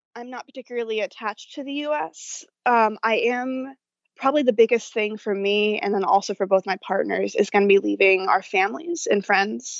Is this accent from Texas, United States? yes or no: yes; Dallas, Texas, United States; I'm from Dallas, Texas